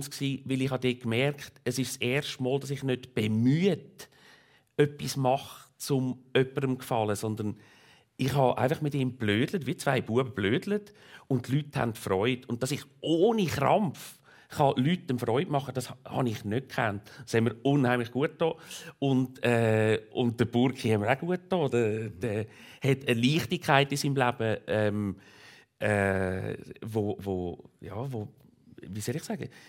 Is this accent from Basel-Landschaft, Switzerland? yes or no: yes; Basel-Landschaft, Switzerland; ich bin im Kanton Basel-Land aufgewachsen